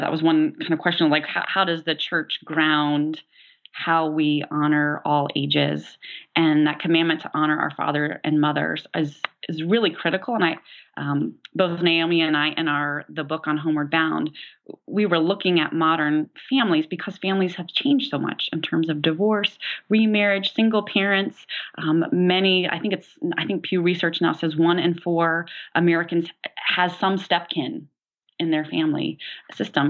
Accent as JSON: {"language": "English", "town": "Tulsa", "region": "Oklahoma", "country": "United States", "tie": "born or raised there", "moved": "yes", "lives_now": "Decatur, United States", "said": "I grew up in Tulsa, Oklahoma"}